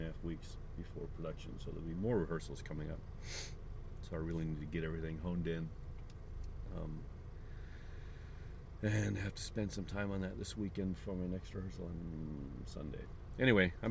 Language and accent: English; St. Charles, Missouri, United States; now in Japan; my hometown of St. Charles, Missouri